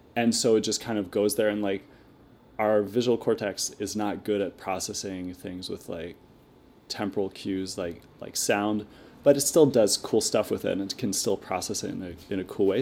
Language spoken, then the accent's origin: English; Moncton, New Brunswick, Canada; I'm from, uh, Moncton, New Brunswick